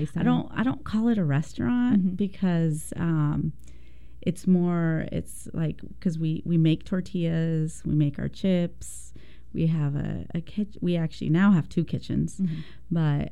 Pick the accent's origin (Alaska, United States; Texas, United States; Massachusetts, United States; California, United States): Texas, United States; born there; So I was born in Texas. I am the youngest of six. We were migrant workers, and we would travel all over the states.